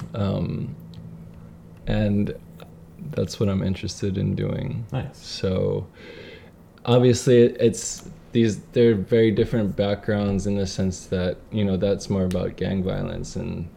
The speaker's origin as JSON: {"language": "English", "town": "Kaneohe", "region": "Hawaii", "country": "United States", "tie": "born or raised there", "said": "I loved growing up in Kaneohe"}